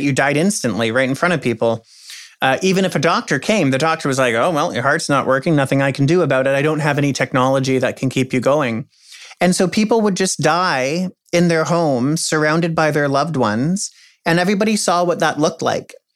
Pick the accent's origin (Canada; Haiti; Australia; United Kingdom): Canada; also born or lived in United States; as a Canadian